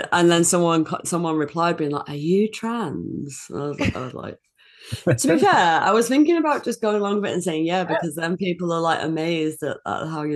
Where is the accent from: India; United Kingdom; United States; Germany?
United Kingdom; I'm like an English and Scottish lady who is on twitter.com